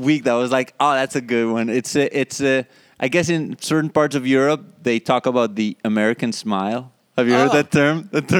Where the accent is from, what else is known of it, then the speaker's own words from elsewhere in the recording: Colombia; moved away as an adult; also born or lived in Israel; there was no kind of like stand-up comedy when I was growing up in Colombia.